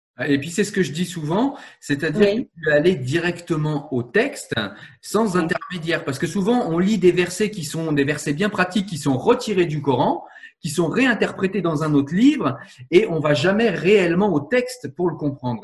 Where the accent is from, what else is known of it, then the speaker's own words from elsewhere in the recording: France; Je suis français